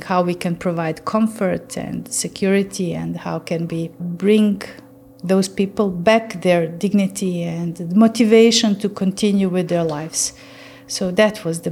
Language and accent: English; Bosnia & Herzegovina; now in Novi Sad, Serbia; my home country in Bosnia